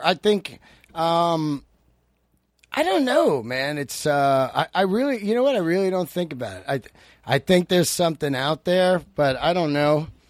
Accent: San Francisco, California, United States; also born or lived in Yosemite; I grew up in San Francisco

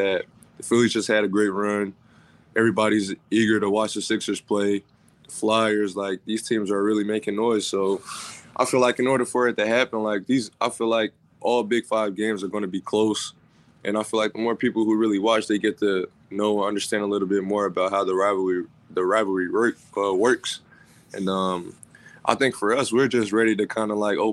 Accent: North Carolina, United States; now in Philadelphia, United States; I'm from North Carolina

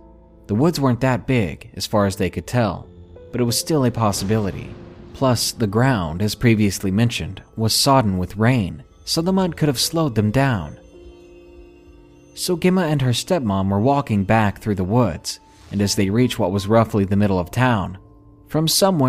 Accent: England, United Kingdom; I'm from England, and my US geography isn't great, so please forgive any vagueness in regards to the location.

